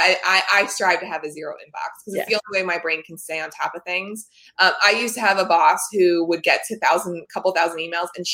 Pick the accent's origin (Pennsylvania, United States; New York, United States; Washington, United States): Pennsylvania, United States; Delaware County; I grew up in that area.